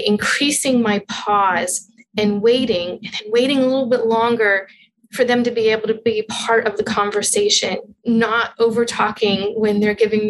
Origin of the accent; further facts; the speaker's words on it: Western Pennsylvania, United States; now in Alaska, United States; I'm originally from Western Pennsylvania, about 45 miles northwest of Pittsburgh